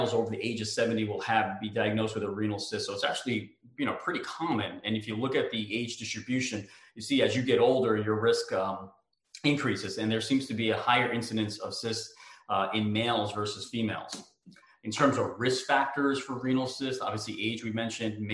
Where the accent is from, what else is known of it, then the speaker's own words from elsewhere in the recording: United States; moved away as an adult; I grew up in New York, New Jersey